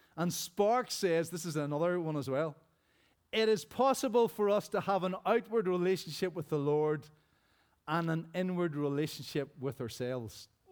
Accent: Rosary Presbyterian Church, Northern Ireland, United Kingdom; as a child growing up in Rosary Presbyterian Church back in the day

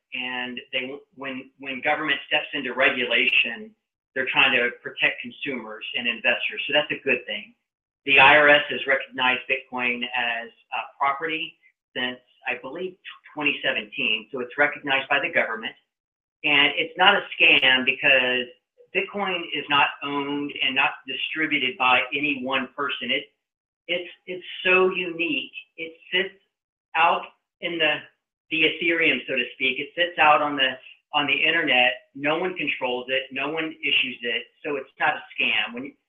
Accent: United States; And I think this is the most distressing thing for me as an American to see how the financial system is literally rigged against us.

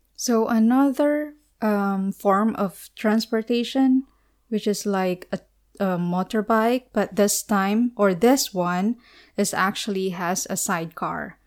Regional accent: Philippines; from the Philippines

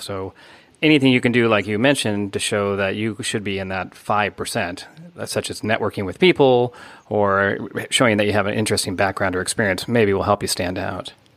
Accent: United States; moved away

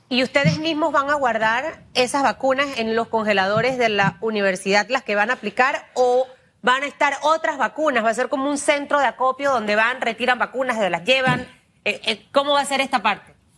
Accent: Panama; como panameños, cada uno desde su entorno puede aportar a este país

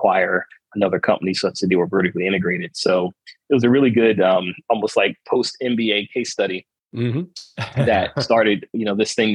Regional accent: Delaware, United States; moved away; I'm from Delaware originally, and my parents were in the restaurant business

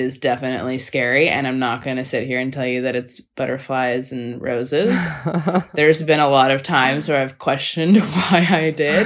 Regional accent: Seattle, Washington, United States; also born or lived in Los Angeles, United States; now in Melbourne, Australia; I grew up in Seattle though, so that was basically Canadian weather.

